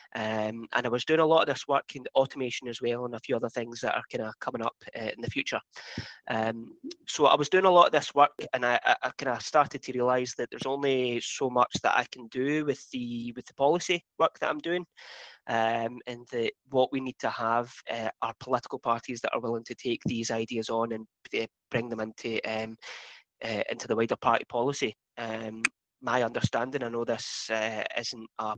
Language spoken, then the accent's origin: English; Highlands and Islands, Scotland, United Kingdom; I'm from the Highlands and Islands